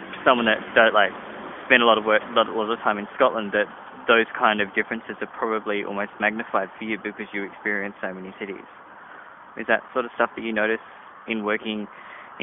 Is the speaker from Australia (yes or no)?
yes; Adelaide, South Australia, Australia; I'm from Adelaide